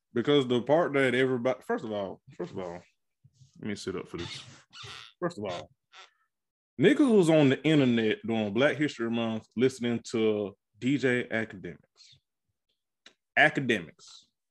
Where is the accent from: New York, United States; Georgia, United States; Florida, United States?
Georgia, United States; I am from Georgia, G A Red Clay.